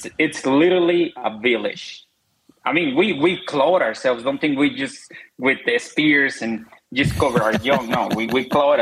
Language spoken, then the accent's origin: English; Zacatecas, Mexico; moved away; It's a very, very small town. It's in a state of Zacatecas